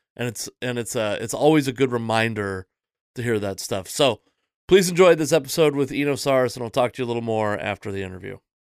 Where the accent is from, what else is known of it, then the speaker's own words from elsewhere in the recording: Seattle, Washington, United States; I'm from Seattle, which is like the most atheist